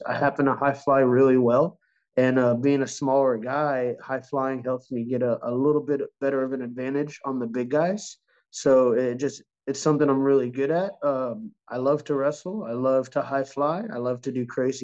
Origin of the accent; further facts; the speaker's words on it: Texas, United States; I grew up in Texas